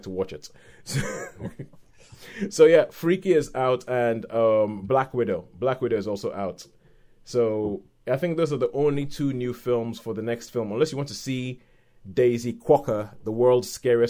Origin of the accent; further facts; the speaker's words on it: Nigeria; as a Nigerian person